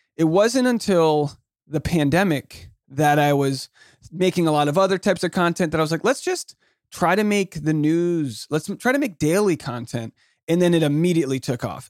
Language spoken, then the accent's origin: English; Newport, Rhode Island, United States; moved away; also born or lived in New York City; I'm from Newport, Rhode Island